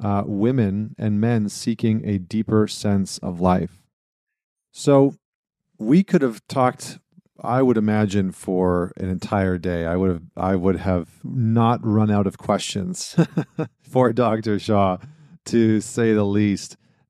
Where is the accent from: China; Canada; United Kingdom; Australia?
Canada; Northern Canada; now in United States; I was going to say I'm upstate New York right now, but I'm from Northern Canada, and so I'm familiar with the cold, very familiar with it.